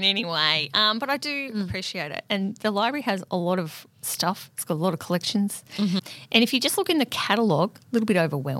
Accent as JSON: {"language": "English", "area": "Newstead", "region": "Victoria", "country": "Australia", "tie": "born or raised there", "said": "I'm from Newstairs, it's very much on the cusp of Goldfields."}